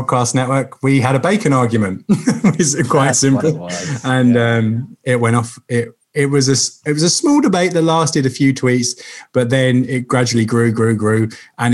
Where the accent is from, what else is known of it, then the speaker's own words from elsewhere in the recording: United Kingdom; As a British person